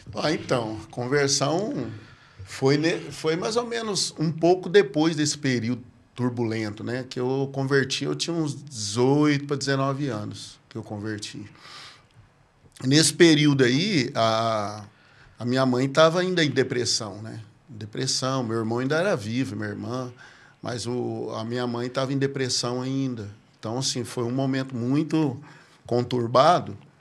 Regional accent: Patrocínio Paulista, São Paulo, Brazil; eu sou natural de Patrocínio Paulista, né? É a cidade ali do lado de Franca, né? Patrocínio Paulista. Nascido lá

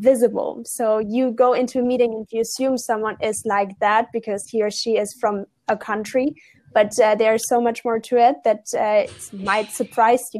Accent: Germany; moved away

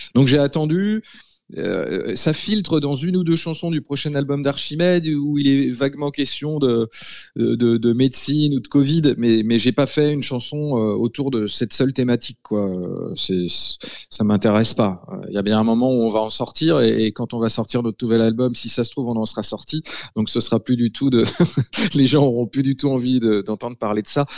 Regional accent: Laval, Pays de la Loire, France; dans ma ville natale, à Laval

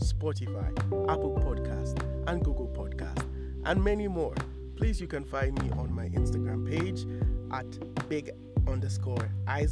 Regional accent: Nigeria; I'm Nigerian

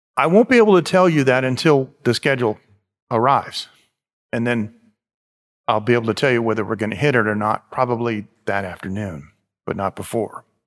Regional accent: United States; moved away; I'm from America

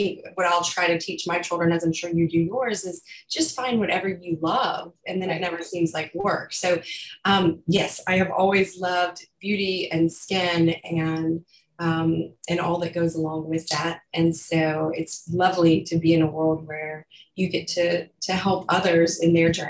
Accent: South Carolina, United States; accent: Southern; now in New York, United States; I'm from South Carolina

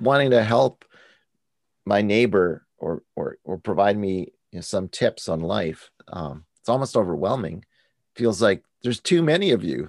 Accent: United States; as an American

